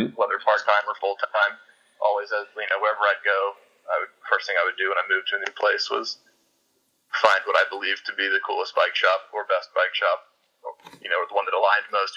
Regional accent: Winston-Salem, North Carolina, United States; also born or lived in Pennsylvania; when I was 11 years old, I moved to North Carolina from Pennsylvania.

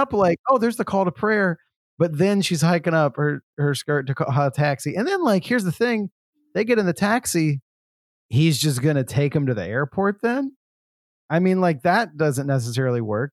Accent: the South, United States; I'm from the South

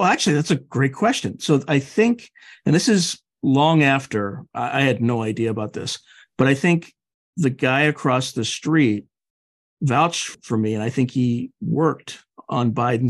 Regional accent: Wilmington, Delaware, United States; I grew up like you in Wilmington, Delaware.

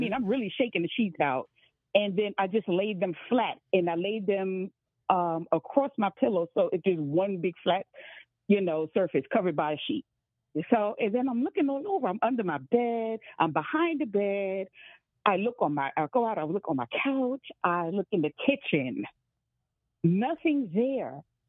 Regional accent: New York City, New York, United States; When I had first moved in to my apartment, I'm from New York City, okay

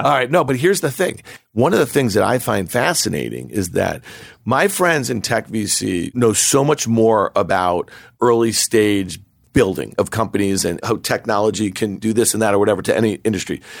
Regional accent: New York, United States; I grew up here in New York

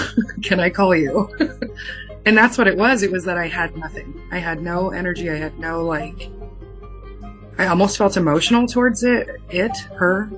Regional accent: San Diego, California, United States; I'm from California, um, San Diego

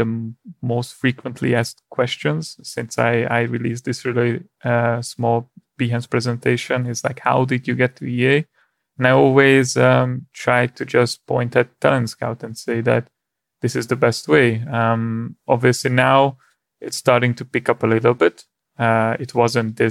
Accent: Hungary; moved away; I'm originally from Hungary

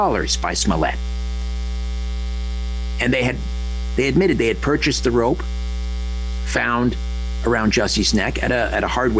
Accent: Brantford, Ontario, Canada; now in Thornhill, Canada; was from Brantford, Ontario, my hometown

